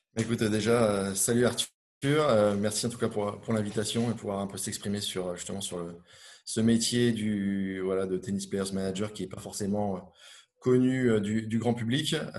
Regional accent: Finistère, Brittany, France; je suis originaire de, Bretagne, du Finistère, on va dire le, bout du monde là-bas, euh, euh, côté, Manche, à côté de entre Brest et, Morlaix. J'ai vécu mon, enfance.

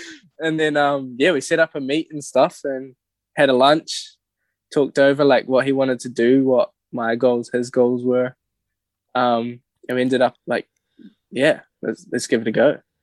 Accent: Whangamata, Waikato, New Zealand; moved away; growing up in Whonga

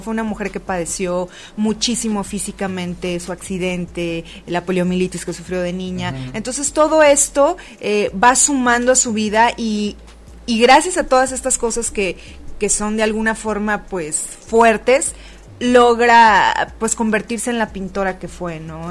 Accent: Tijuana, Baja California, Mexico; moved away as an adult; now in Mexico City, Mexico; en Tijuana, Baja California, de donde soy

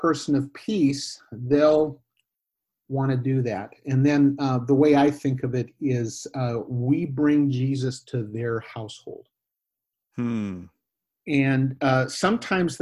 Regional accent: Northwestern United States, Pacific Northwest, United States; first language English; moved away as an adult; also born or lived in Mexico / Guatemala / Spain / Bay Area, California; now in western suburbs of Chicago, United States; I grew up in the Northwestern United States

